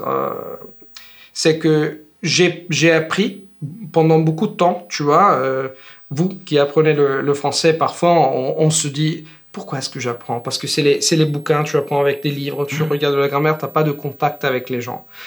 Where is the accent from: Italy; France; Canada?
Italy; French is a second language; je suis italien et je suis prof